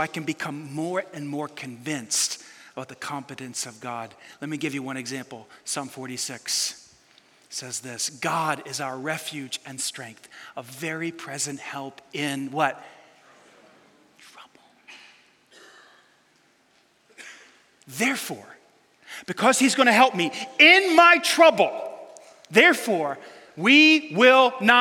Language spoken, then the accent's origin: English; New York City, New York, United States; I grew up in New York City